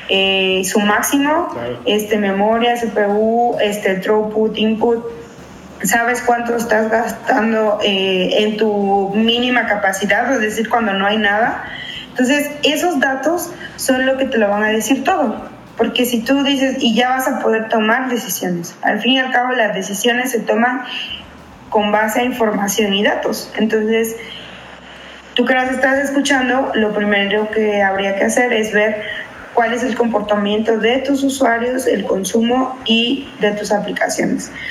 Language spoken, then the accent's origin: Spanish; Mexico; now in United States; yo soy de México, pero viene de Estados Unidos. Y mi zona no está, está lejos de Estados Unidos